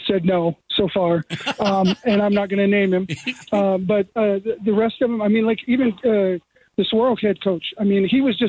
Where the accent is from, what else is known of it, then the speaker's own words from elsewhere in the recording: Seattle, Washington, United States; born there; also born or lived in North Dakota / Iowa / Wisconsin / Saskatchewan; I was born in Seattle, lived in North Dakota, lived in Iowa, lived in Wisconsin, lived in Saskatchewan. And now I live here, so I'm from everywhere.